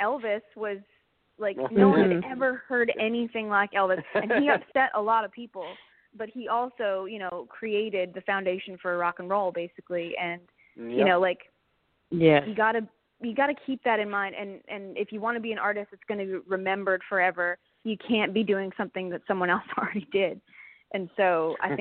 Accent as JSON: {"language": "English", "country": "Canada", "said": "being a Canadian artist"}